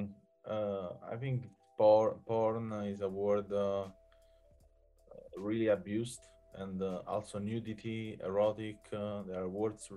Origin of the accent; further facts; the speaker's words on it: Southern Italy, Italy; moved away; I'm from South Italy